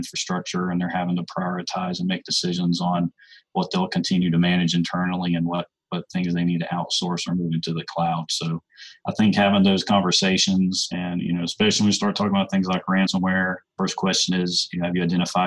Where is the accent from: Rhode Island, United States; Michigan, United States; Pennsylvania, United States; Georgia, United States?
Georgia, United States; Atlanta; I grew up in the Atlanta metro area